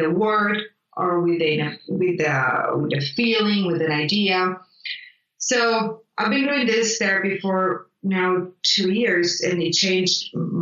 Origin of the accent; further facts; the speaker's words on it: Italy; English is a second language; moved away; I grew up in Italy